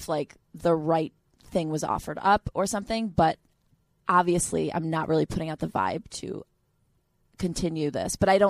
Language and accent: English; Tennessee, United States; I grew up in Tennessee.